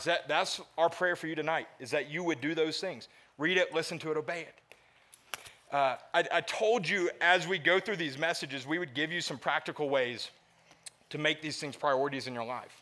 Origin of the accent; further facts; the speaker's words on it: the South, United States; moved away; I grew up in the South